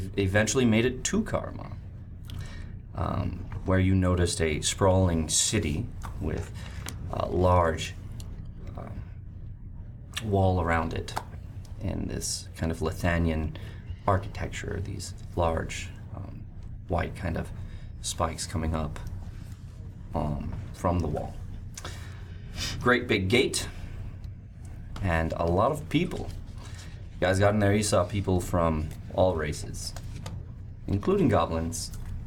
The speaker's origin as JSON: {"language": "English", "region": "California", "country": "United States", "tie": "born or raised there", "said": "born and raised in Cali"}